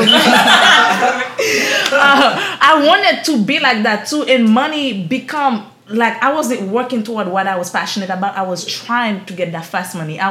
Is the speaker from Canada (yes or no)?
no; Haiti; accent: Haitian; now in Florida, United States; I'm this poor girl from Haiti. I can't do it. My accent is too strong